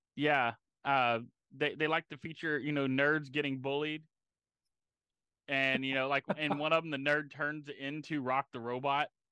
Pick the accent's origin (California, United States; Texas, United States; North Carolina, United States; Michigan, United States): Texas, United States; Galveston; I grew up near Galveston